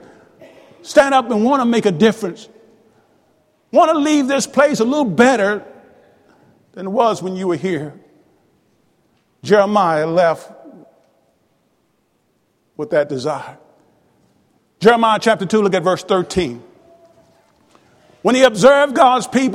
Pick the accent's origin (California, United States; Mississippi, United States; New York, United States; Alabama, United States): Mississippi, United States; Tupelo; also born or lived in Houston, Mississippi; When I was 5 years old, we moved to Tupelo